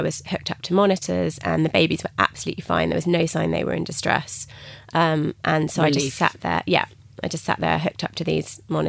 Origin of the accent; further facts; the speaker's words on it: England, United Kingdom; So I phoned the midwives at the hospital, and I was being very English, and I said, I've had a bit of a bleed.